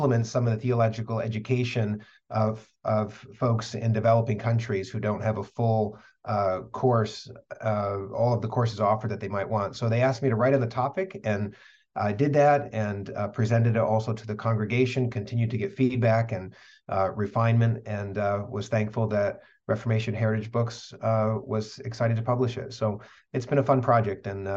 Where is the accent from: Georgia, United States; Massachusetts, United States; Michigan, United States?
Michigan, United States; West; also born or lived in California / Northeast Pennsylvania; now in Kalamazoo, United States; I grew up in West Michigan